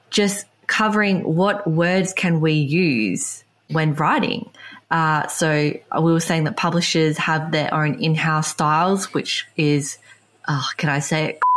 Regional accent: England, United Kingdom; we're English speaking, we come from England

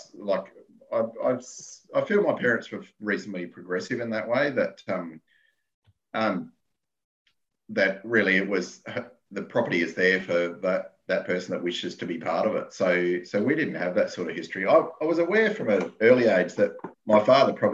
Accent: Yalanna, South Australia, Australia; I'm from South Australia, in the middle, at the bottom.

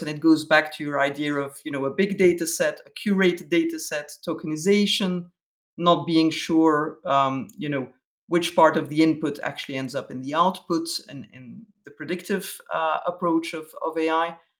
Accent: Belgium; me being a Belgian

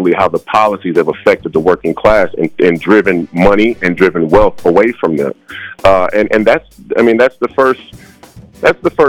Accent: St. Paul, Minnesota, United States; I was born and raised in St. Paul

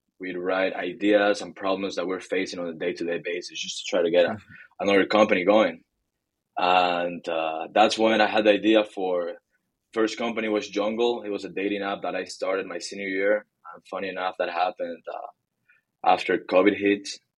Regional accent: Bolivia; moved away as an adult; also born or lived in Hong Kong / Shanghai, China / Florida, United States; I was born and raised in Bolivia and lived in Hong Kong, China, and Shanghai for about a year and a half. And I came to college to the US, to Florida, University of Florida.

